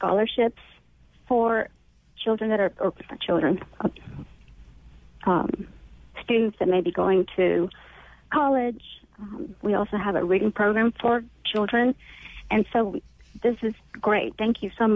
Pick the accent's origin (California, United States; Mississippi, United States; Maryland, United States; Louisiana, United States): Mississippi, United States; English is a second language; I came here when I was 7 years old, and I didn't speak English